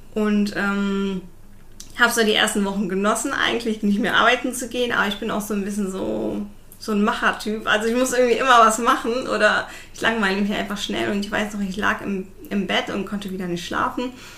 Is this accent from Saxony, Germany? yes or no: no; Düren, North Rhine-Westphalia, Germany; now in Siegburg, Germany; meine äh, Eltern oder meine Familie kommt aus Düren